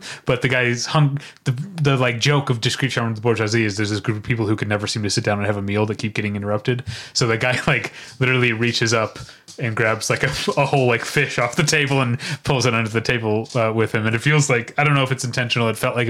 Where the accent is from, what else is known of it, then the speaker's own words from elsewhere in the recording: St. Louis, Missouri, United States; we're German Irish Catholics from St. Louis.